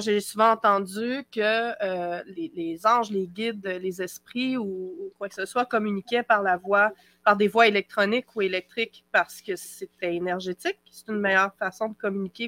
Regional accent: Quebec, Canada; accent: Québécois; au Québec, vous allez le découvrir à mon accent

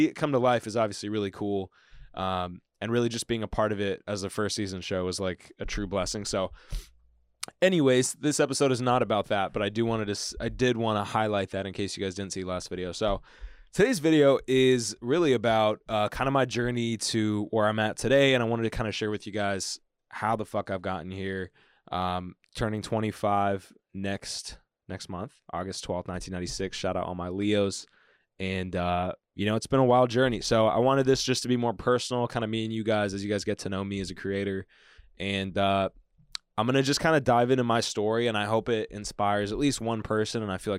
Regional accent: Bakersfield, California, United States; also born or lived in Kansas City; and then I was born second in Kansas City. Big shout out to anybody born in Kansas City, really. Yeah, grew up, you know, parents were trying to figure it out. Dad was becoming a doctor. Mom was teaching. And then we ended up moving. Kind of my earliest memories are in Bakersfield, California

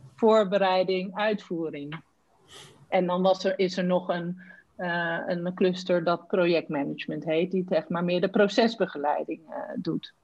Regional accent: Randstad, Netherlands; ik kwam uit de Randstad

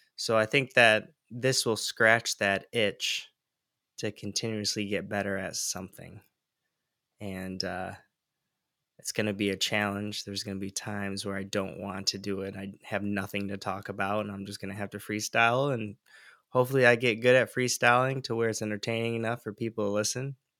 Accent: Michigan, United States; moved away as an adult; now in Santa Barbara, United States; where I was born and raised in Michigan and moved to California uh, in the Santa Barbara area

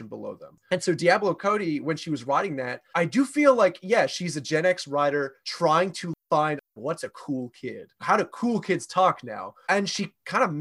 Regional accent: Australia; as an Australian

